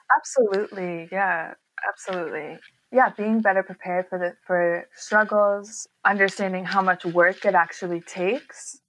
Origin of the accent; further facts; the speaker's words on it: New York, United States; moved away as an adult; also born or lived in Bay Area, California; I'm originally from New York and grew up in a creative family.